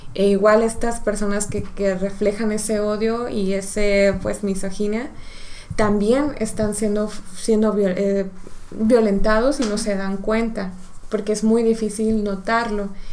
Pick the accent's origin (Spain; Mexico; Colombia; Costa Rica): Mexico; como mexicanos sí tenemos